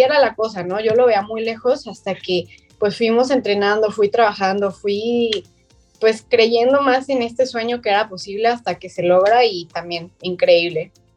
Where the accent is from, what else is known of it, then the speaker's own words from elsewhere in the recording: Guadalajara, Jalisco, Mexico; soy de Guadalajara, Jalisco